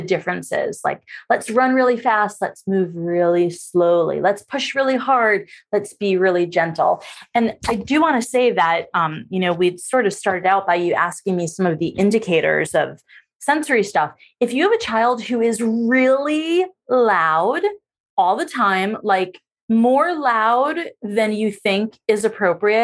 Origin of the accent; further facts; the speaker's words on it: New York, United States; I'm actually from New York